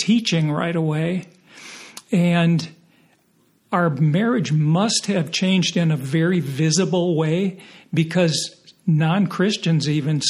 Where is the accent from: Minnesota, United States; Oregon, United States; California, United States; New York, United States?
Minnesota, United States; Minneapolis; we're from Minneapolis